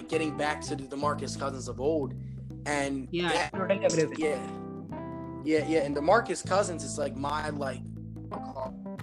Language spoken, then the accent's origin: English; Wilmington, Delaware, United States; I'm from Wilmington, Delaware